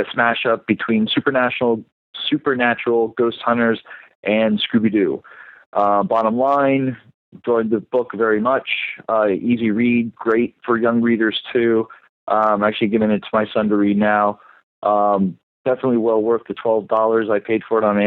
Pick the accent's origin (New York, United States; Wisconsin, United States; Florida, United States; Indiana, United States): Florida, United States; born and raised in Florida